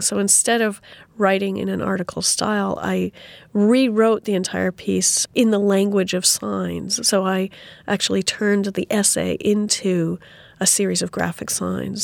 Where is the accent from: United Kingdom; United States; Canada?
Canada; Saskatoon, Saskatchewan; my hometown of Saskatoon.